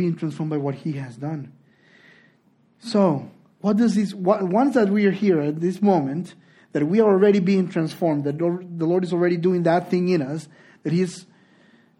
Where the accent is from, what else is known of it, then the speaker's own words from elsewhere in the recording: Honduras; moved away; also born or lived in Spain; I'm from Honduras